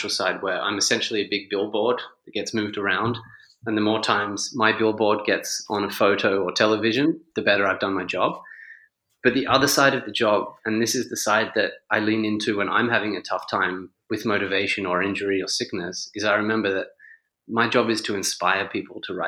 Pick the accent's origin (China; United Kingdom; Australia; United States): Australia; also born or lived in Italy; now in Spain; as an Australian